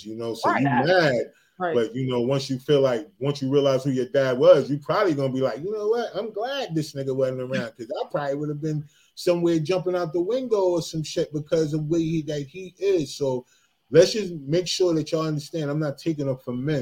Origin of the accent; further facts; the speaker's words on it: New Jersey, United States; I'm from Jersey